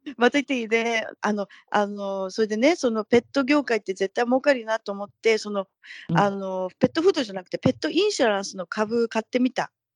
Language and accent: Japanese; Tokyo, Japan; moved away as an adult; now in Northern California, United States; 私東京なんですけど、出身